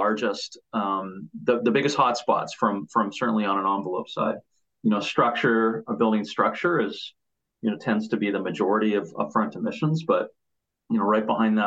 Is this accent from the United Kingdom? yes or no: no; Winnipeg, Manitoba, Canada; moved away; also born or lived in Toronto; I'm originally from Winnipeg